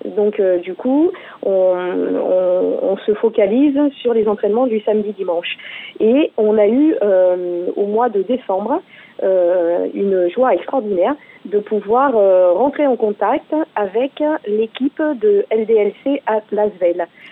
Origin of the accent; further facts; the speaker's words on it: France; chez nous, en France